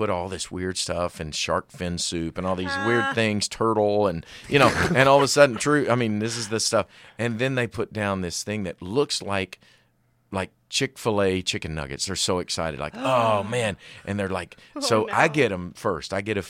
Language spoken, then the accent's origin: English; China; born there; Like, I should still speak Chinese because I was born in China.